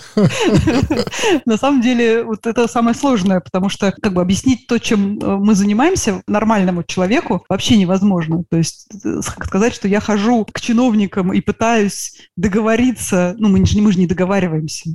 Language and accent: Russian; Saint Petersburg, Russia; я из Санкт-Петербурга